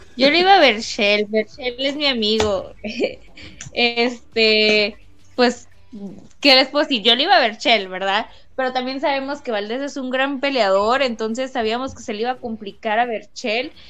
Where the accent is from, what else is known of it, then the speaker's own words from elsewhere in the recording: Mexico; como mexicana